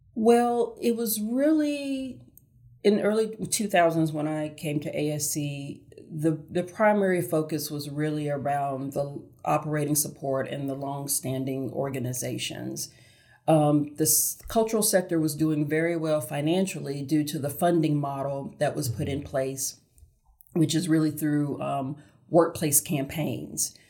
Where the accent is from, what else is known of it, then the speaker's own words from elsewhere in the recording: Augusta, Georgia, United States; now in Charlotte, United States; born and raised in Augusta, Georgia